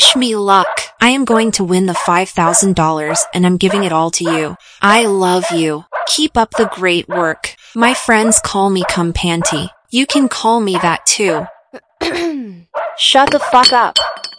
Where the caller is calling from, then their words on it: Detroit, Michigan, United States; I am calling you from Detroit, Michigan.